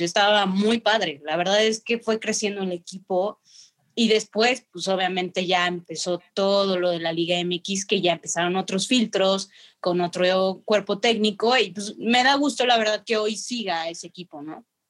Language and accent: Spanish; Mexico City, Mexico; moved away; also born or lived in León; y nací en Ciudad de México, mi amada Ciudad de México